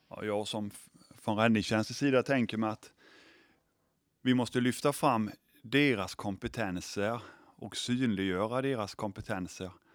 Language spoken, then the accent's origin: Swedish; Sweden; vi svenskar